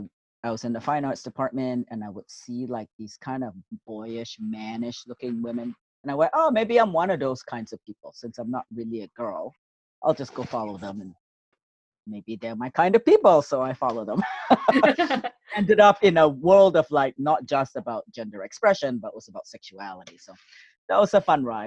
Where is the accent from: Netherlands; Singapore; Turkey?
Singapore; now in Canada; I was born in Singapore in 1968, June 25th.